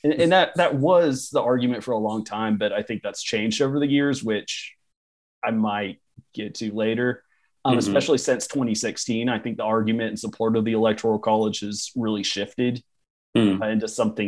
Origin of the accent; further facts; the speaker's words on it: Oklahoma, United States; I'm from Oklahoma